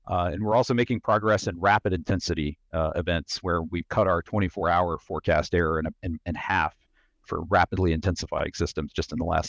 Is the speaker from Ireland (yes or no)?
no; Virginia, United States; I grew up in Southwest Virginia, a place with lots of interesting weather, you know, all four seasons and winter weather.